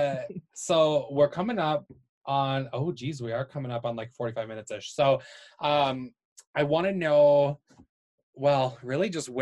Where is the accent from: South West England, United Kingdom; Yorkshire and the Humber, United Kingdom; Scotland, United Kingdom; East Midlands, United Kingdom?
Yorkshire and the Humber, United Kingdom; now in Calgary, Canada; I grew up in England, and I grew up in the area that Jack the Ripper was killing in.